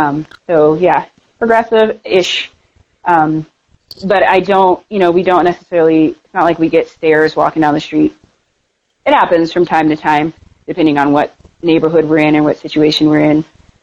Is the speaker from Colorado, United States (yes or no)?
yes; Denver, Colorado, United States; so where are you from? And I said, Denver?